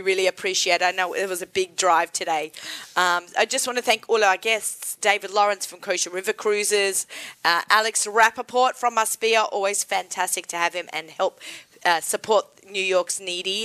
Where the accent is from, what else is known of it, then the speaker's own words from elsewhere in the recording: Australia; moved away; Being Aussie